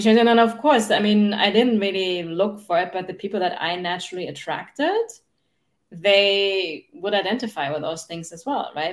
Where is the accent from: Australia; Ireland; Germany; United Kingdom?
Germany; English is a second language; now in United States; I grew up in Germany. That's where I'm from, no? in, in case you wonder where my accent is from